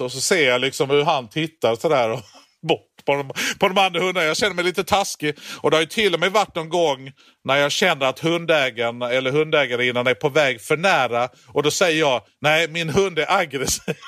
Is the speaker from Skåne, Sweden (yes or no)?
yes; Skåne, Sweden; jag kommer från Skåne